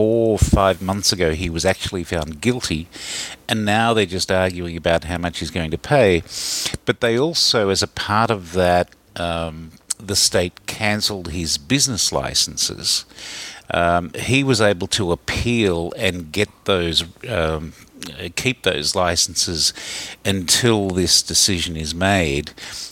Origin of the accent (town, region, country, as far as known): Australia; moved away as an adult; now in New York, United States